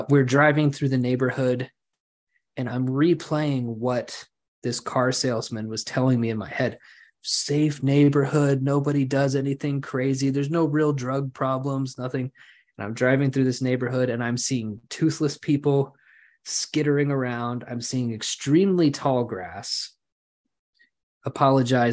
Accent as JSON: {"language": "English", "town": "Lawton", "region": "Oklahoma", "country": "United States", "tie": "born or raised there", "moved": "yes", "lives_now": "Edmond, United States", "said": "I am moving back to my hometown for a job opportunity"}